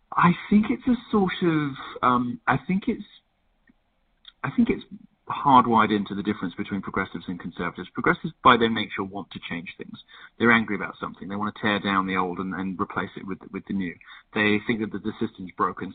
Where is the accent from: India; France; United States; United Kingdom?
United Kingdom; being a Brit